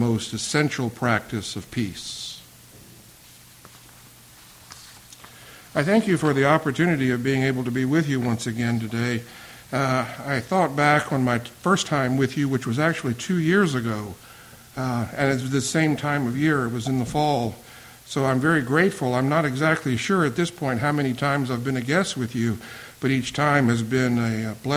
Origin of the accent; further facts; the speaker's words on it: the South, Virginia, United States; moved away as an adult; also born or lived in Boston; I came back to Virginia from Boston. I had experienced it going to New England because I had never lived outside of the South